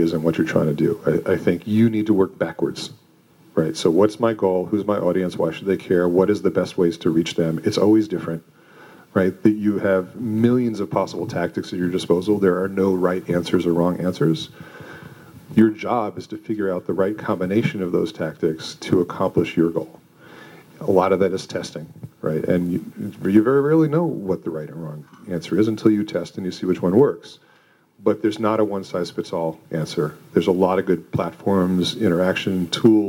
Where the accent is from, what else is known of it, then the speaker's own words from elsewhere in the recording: Westchester, New York, United States; moved away as an adult; also born or lived in Manhattan, New York; now in Boulder, United States; I'm a New Yorker born and raised and grew up in Westchester